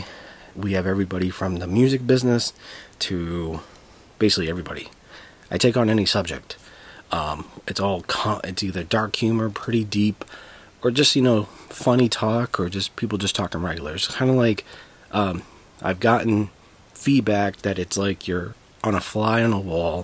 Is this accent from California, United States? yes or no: no; Boston, Massachusetts, United States; I am from Dorchester, Massachusetts